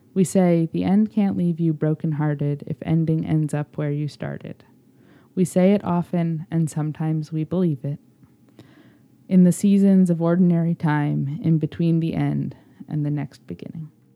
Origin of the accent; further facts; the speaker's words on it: Chicago, Illinois, United States; I was a happy vagrant in my hometown